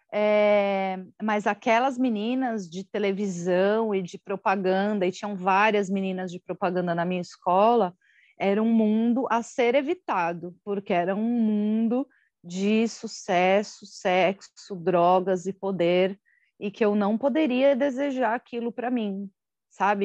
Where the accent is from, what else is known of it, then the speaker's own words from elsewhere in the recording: Osasco, São Paulo, Brazil; also born or lived in Guarujá / Carambeí, Paraná; quando eu tinha quatro anos, eu voltei para Osasco